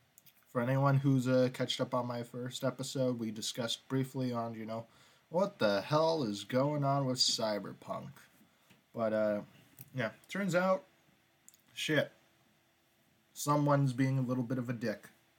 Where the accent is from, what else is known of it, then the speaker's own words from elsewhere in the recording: United States; I keep on saying project, but that's because of me being so American. So North American